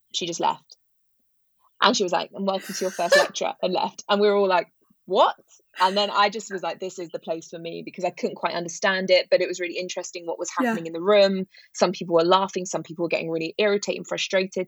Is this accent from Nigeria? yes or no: no; London, United Kingdom; I grew up in London, in West London.